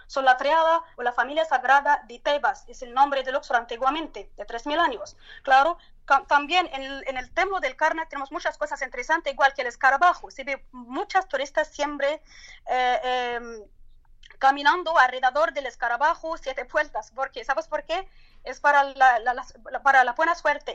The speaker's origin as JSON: {"language": "Spanish", "country": "Turkey", "second_language": "Spanish", "said": "en mi país, en el de la Turquía"}